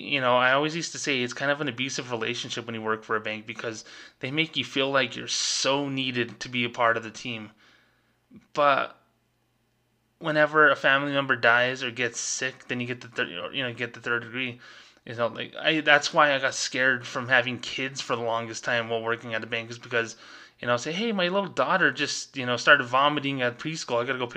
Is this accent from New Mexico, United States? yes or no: yes; New Mexico, United States; my home state of New Mexico